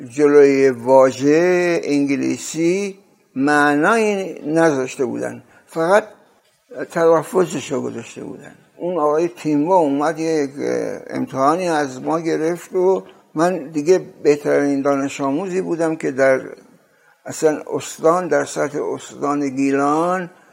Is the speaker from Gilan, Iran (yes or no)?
yes; Rasht, Gilan, Iran; moved away; also born or lived in Tehran / New York; در سال 1318 در رشت به دنیا اومدم یک شب برفی بود